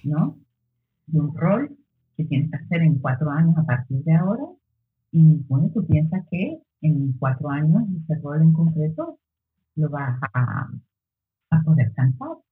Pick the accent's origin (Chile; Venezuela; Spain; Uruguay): Spain; Lanzarote, Canary Islands